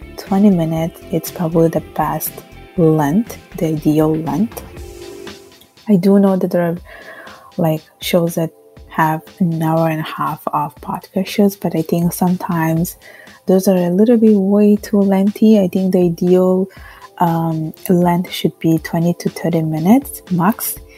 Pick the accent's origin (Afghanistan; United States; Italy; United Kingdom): Italy; now in Montreal, Canada; I was born and raised in Italy from Bengali parents